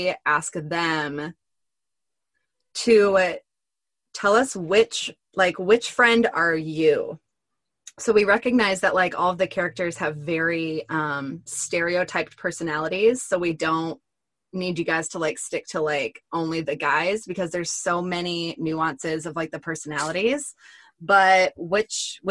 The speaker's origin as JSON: {"language": "English", "country": "United States", "said": "I'm obviously American"}